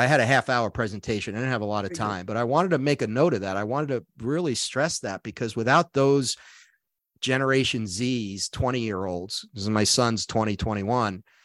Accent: New York City, New York, United States; I grew up in Brooklyn

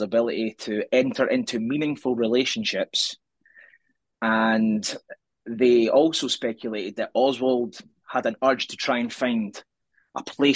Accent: Scotland, United Kingdom; now in Edinburgh, United Kingdom; I'm Scottish, coming to you for the capital city of Scotland

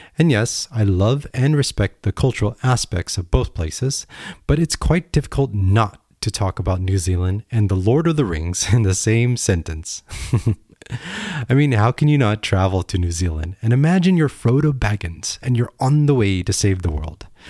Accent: United States; I am an American

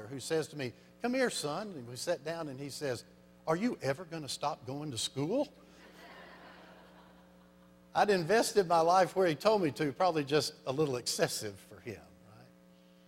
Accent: Arkansas, United States; I'm from Arkansas

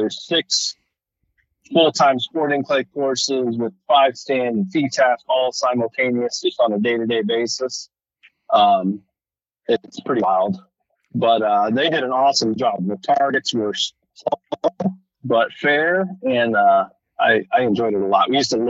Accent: Salinas, California, United States; I grew up in Salinas, California.

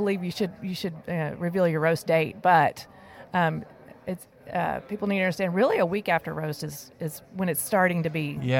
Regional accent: New Braunfels, Texas, United States; I'm from New Braunfels.

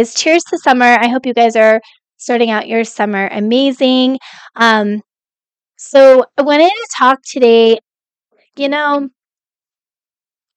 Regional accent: Colorado, United States; also born or lived in Kentucky; now in Texas, United States; I grew up in Colorado

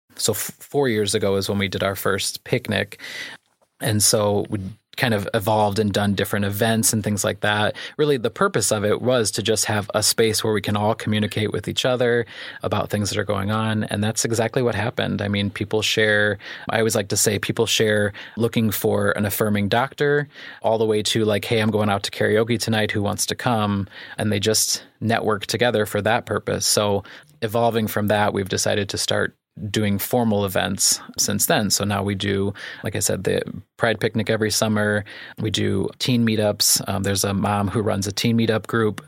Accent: Clifton, Illinois, United States; also born or lived in Manteno / Kankakee; I grew up in Clifton, so I'm an Iroquois County boy

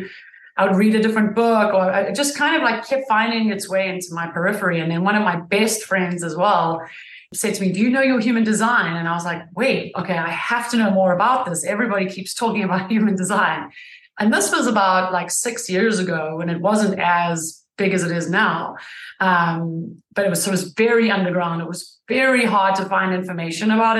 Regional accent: South Africa; now in United States; I am from South Africa originally. I've been in the States almost 20 years

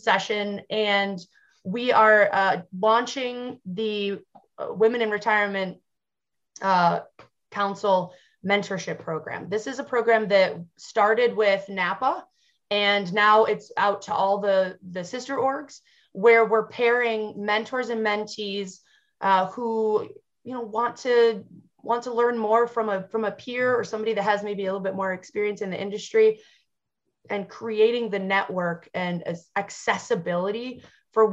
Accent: Western New York, United States; as a Western New Yorker and a diehard member of Bills Mafia

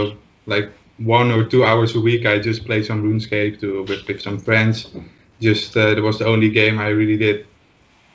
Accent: Netherlands; English is a second language; I'm from the Netherlands, as you might can hear.

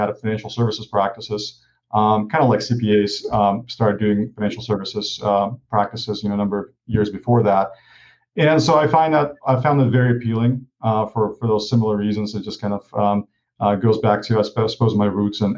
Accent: Ukraine; moved away; I grew up in Ukraine and, I was raised by a single mom.

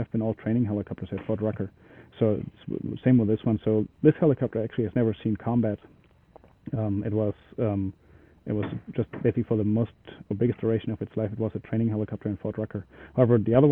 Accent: Germany; moved away; I'm originally from Germany

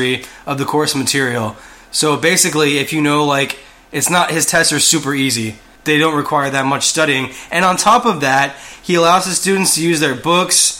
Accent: Texas, United States; we're from Texas.

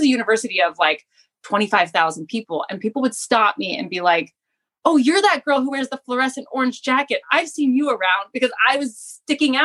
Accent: West Palm Beach, Florida, United States; also born or lived in St. Louis, Missouri; now in Japan; I grew up in South Florida and I was born in St. Louis.

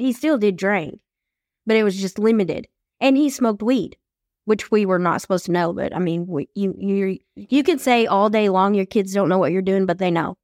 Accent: East Texas, United States; when we moved from West Texas to East Texas

